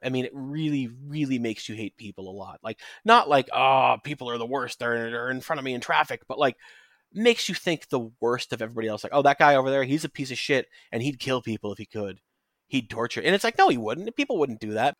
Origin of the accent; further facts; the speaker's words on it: United States; speaking as an American